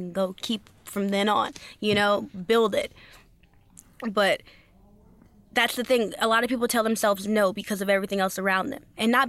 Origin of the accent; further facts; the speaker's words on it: Los Angeles, California, United States; Yes, and in LA. I'm mainly out